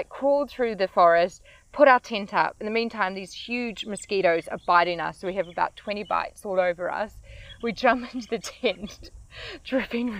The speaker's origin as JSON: {"language": "English", "country": "New Zealand", "said": "I'm from New Zealand."}